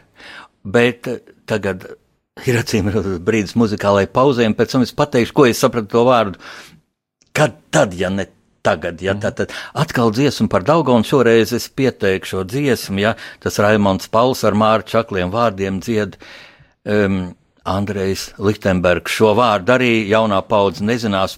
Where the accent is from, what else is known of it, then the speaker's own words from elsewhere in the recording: Latvia; mums pašiem latviešiem